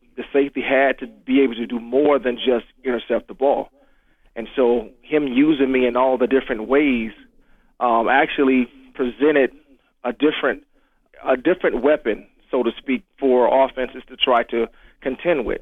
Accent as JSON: {"language": "English", "town": "Jacksonville", "region": "Florida", "country": "United States", "tie": "born or raised there", "said": "growing up in Jacksonville, Florida"}